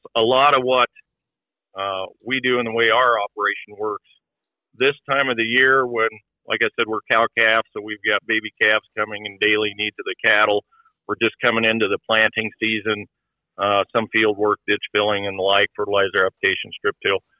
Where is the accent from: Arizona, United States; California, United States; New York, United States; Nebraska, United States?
Nebraska, United States; Fullerton; I'm from Fullerton, Nebraska. We uh, farm here